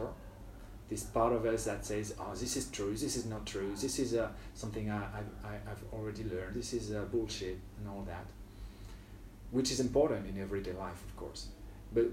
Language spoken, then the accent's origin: English; near Lille, Hauts-de-France, France; moved away as an adult; now in Ho Chi Minh City, Vietnam; So, well, I grew up in France near a big city, but not like near, it was near Lille.